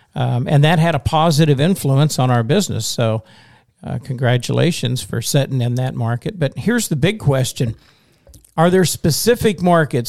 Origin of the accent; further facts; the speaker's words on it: Western Oklahoma, United States; now in Missouri, United States; I'm from Western Oklahoma, which is only five hours west